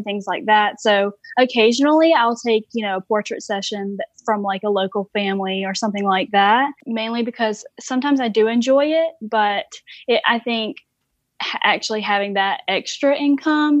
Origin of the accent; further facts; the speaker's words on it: Warner Robins, Georgia, United States; now in South Carolina, United States; I'm actually from Robbins, Georgia. I was born and raised there